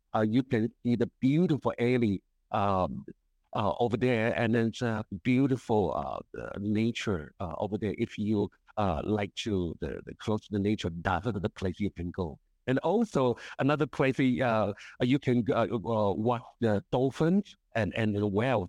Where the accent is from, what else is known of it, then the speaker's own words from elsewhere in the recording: Hualien, Hualien County, Taiwan; English is a second language; moved away; Hualien, my hometown